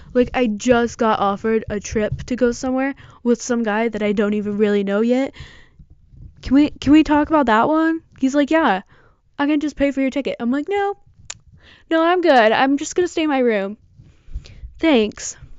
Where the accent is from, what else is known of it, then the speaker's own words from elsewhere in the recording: Michigan, United States; I'm from Michigan